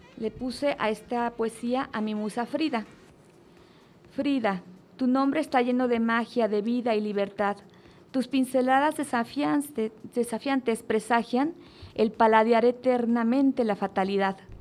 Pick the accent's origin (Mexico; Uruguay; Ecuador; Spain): Mexico; yo como mexicana